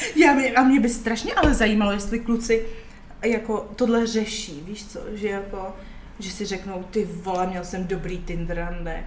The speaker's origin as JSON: {"language": "Czech", "country": "Czechia", "said": "Jsem Češka"}